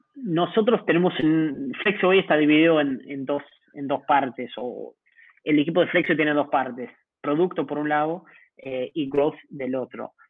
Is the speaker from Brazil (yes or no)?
no; Uruguay; moved away as an adult; now in Mexico City, Mexico; como uruguayo